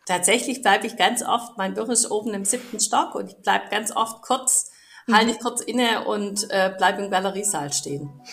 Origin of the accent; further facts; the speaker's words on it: Stuttgart, Baden-Württemberg, Germany; als Stuttgarter